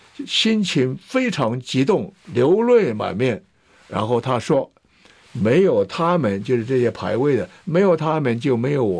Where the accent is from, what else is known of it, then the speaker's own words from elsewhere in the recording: Taiwan; also born or lived in Hefei, China; 我是出生在大陆的安徽省的合肥市，就是现在它的省会安徽合肥市。我来台湾时候十岁，我现在八十五岁，所以在台湾有七十五年，吃台湾米，喝台湾水。